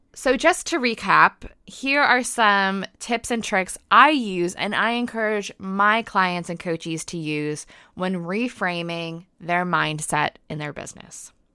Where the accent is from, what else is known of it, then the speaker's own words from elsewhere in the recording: United States; accent: American; now in United Kingdom; I am an American living in the U K, so yes, that is an accent you probably detect.